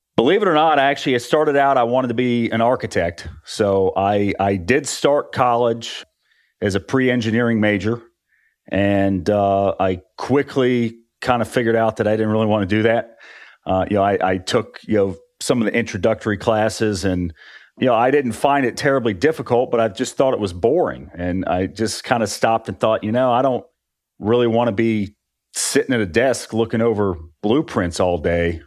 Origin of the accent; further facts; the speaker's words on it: West Virginia, United States; moved away as an adult; also born or lived in Orlando; I grew up in West Virginia